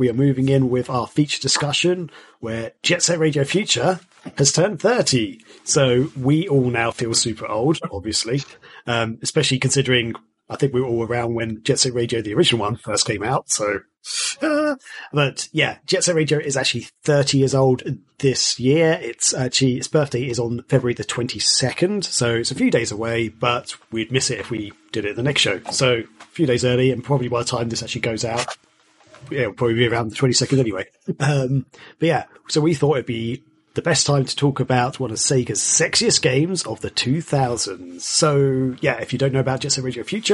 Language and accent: English; Kent, South East England, United Kingdom; I'm from Kent, which is an area of the UK